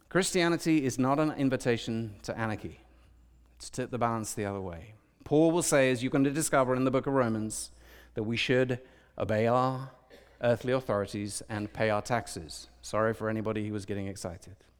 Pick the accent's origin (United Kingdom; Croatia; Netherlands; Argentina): United Kingdom; I'm British